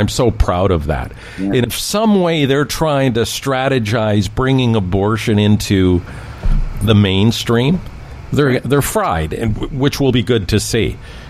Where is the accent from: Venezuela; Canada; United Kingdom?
Canada; I'm a Canadian conservative